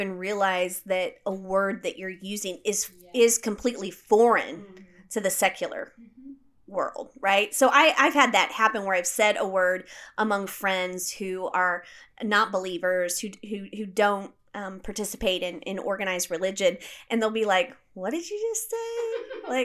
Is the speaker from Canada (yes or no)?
no; United States; I'm an American growing up without a king or a queen